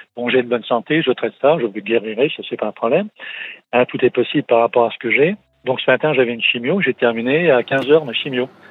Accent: Metz, Grand Est, France; also born or lived in Montpellier; je suis de l'Est, du côté de la région Messine

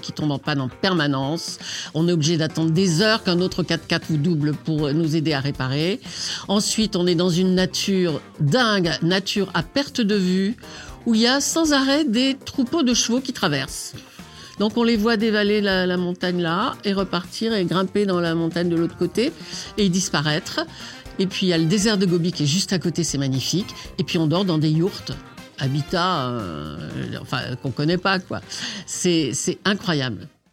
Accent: Saint-Étienne, Auvergne-Rhône-Alpes, France; moved away; Je suis née à Saint-Étienne.

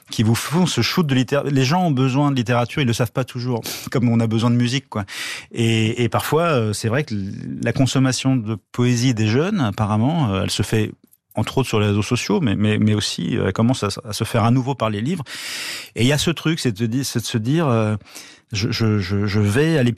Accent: Draveil, Île-de-France, France; on était dans, le même collège, dans la même ville de banlieue à Draveil, dans l'Essonne

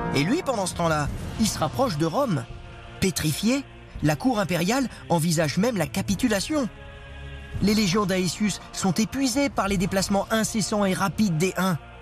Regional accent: Paris, Île-de-France, France; je suis parisien et comme tout le monde, ma, sainte patronne c'est Sainte Geneviève

